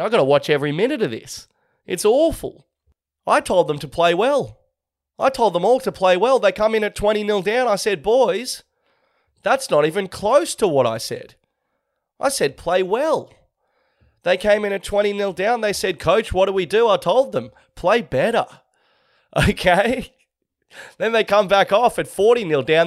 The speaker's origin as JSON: {"language": "English", "town": "Sydney", "region": "New South Wales", "country": "Australia", "tie": "born or raised there", "said": "my hometown of Manly on the northern beaches of Sydney"}